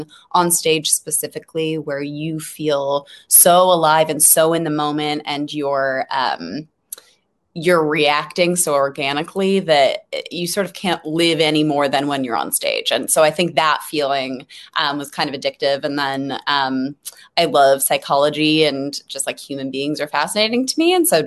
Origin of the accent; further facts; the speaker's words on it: Los Angeles, California, United States; I'm from LA, actually. Born and raised in LA and Hollywood